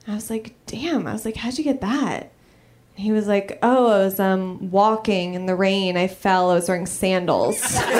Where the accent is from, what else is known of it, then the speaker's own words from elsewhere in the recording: Los Angeles, California, United States; I'm from Los Angeles originally.